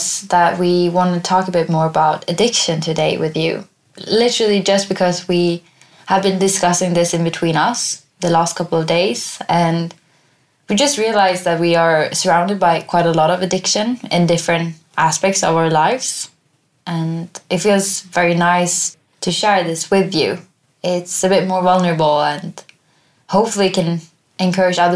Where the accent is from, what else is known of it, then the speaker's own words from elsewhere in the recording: Sweden; moved away; Seeing my family again and visiting my hometown. Yeah, just connecting back to Sweden is a good reminder for me of my roots